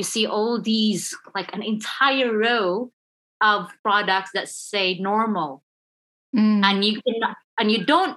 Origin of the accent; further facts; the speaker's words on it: Philippines; I'm Filipino